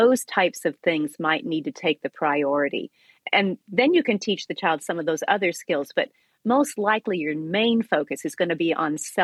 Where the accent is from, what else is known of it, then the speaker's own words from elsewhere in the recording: Iowa, United States; I grew up in Iowa